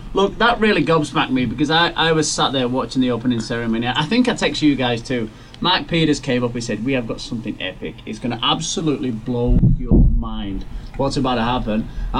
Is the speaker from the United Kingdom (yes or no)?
yes; England, United Kingdom; Me being English, I just thought I was so proud being English